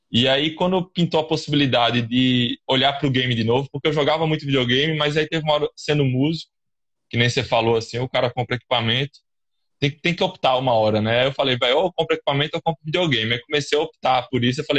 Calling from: João Pessoa, Paraíba, Brazil; Eu falo aqui da Paraíba, João Pessoa, da capital

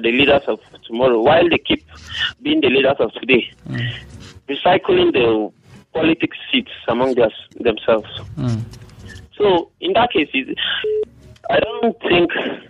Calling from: Rayfield, Plateau, Nigeria; calling from Rayfield.

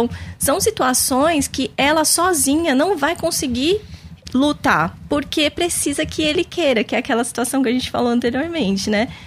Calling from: São Paulo, Brazil; Olá, bom dia. Sou de São Paulo, estou assistindo o programa.

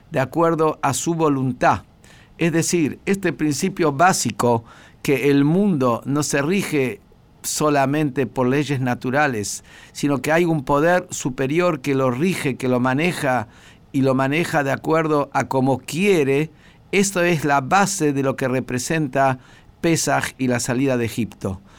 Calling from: Pilar, Buenos Aires Province, Argentina; de Pilar

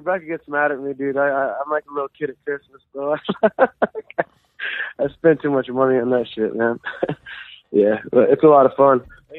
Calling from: Monticello, Washington, United States; from Monticello, Washington.

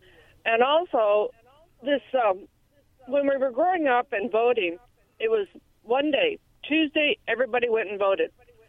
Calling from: Yakima, Washington, United States; Hi, this is … from Yakima.

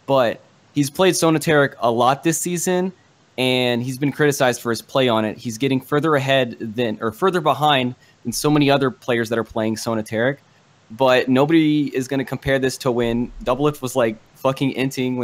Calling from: Sterling, Virginia, United States; I'm calling from Sterling, Virginia

